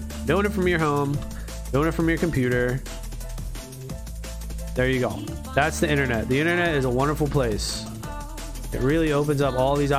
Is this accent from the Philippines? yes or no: yes; Philippines; I'm Filipino too, and my parents pressure me if